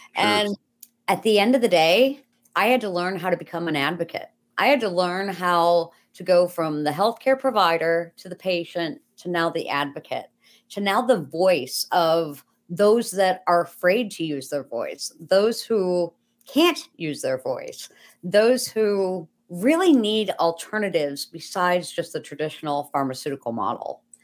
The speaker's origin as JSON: {"language": "English", "town": "Buffalo", "region": "New York", "country": "United States", "said": "I'm from Buffalo, New York."}